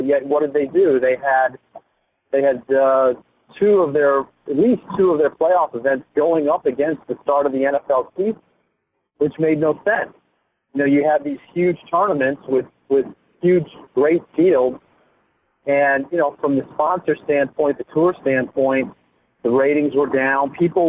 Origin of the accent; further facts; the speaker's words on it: Midwest, United States; I got into golf as a caddy when I was a teenager. I'm from the Midwest and did that in my summers and all through high school and into college.